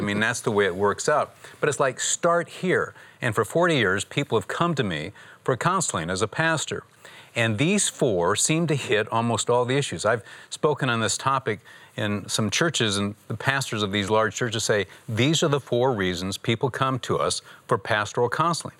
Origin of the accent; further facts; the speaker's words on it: Michigan, United States; I'm from Michigan